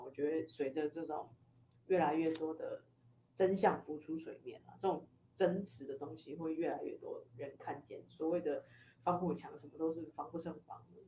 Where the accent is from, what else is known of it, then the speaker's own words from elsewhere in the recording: Taiwan; 我是一个台湾人